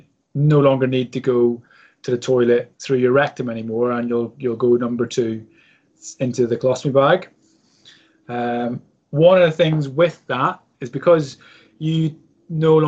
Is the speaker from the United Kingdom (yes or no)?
no; Ireland; as an Irishman